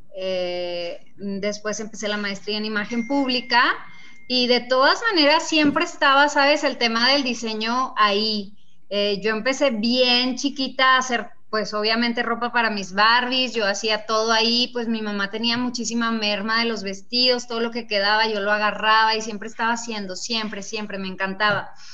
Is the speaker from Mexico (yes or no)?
yes; Casas Grandes, Chihuahua, Mexico; moved away as an adult; now in Mexico City, Mexico; Pues soy de Chihuahua, efectivamente, nací en Casas Grandes, sacando de mi tierra tengo 22 años viviendo en la Ciudad de México.